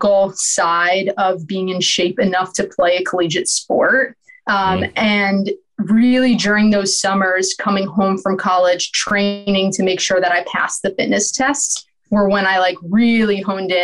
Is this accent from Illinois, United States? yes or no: no; New York City, New York, United States; I grew up in New York City